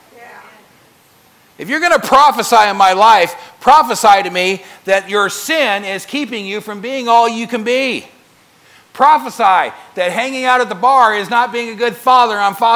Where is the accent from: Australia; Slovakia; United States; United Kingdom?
United States; I'm an American